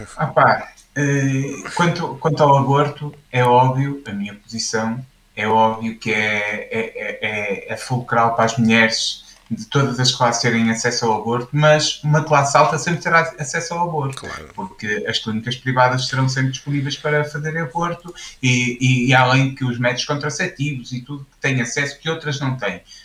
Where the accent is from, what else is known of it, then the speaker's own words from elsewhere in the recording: Portugal; nós somos portugueses